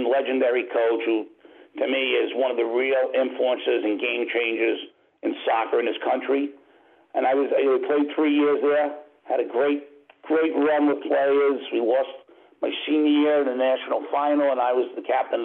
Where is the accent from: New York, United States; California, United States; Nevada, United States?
New York, United States; Brentwood; I grew up in Brentwood, Long Island, a very, very diverse area